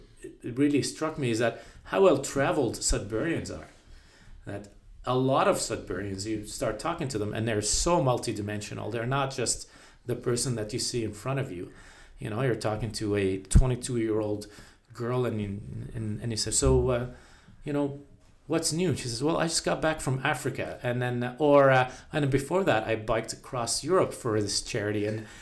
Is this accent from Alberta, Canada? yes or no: no; Ottawa, Ontario, Canada; I came from Ottawa, and Ottawa is the opposite. Ottawa is very white collar, very government central, exactly.